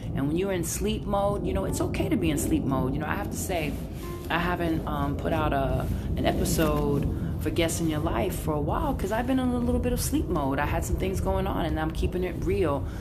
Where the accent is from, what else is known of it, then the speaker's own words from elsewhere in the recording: New York City, New York, United States; now in San Francisco, United States; I'm Brooklyn all day, all day, all day, all day.